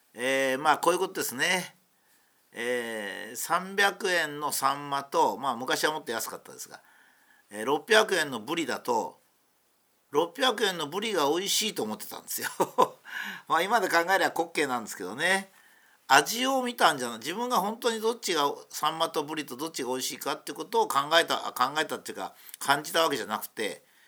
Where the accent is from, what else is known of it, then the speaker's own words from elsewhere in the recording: Japan; 僕はそういう国に生まれたんだ